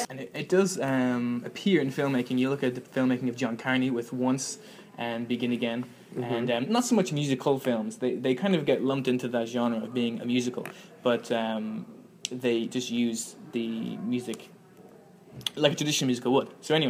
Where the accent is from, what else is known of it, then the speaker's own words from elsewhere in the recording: Ireland; first language Irish; English is a second language; I'm an Irish native speaker, I love Irish